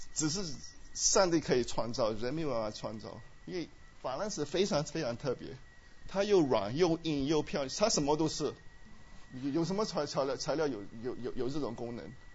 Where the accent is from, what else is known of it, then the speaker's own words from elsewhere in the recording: Myanmar; moved away; 我们在虽然在， 在缅甸长大，我在缅甸出生， 是很贫穷的国家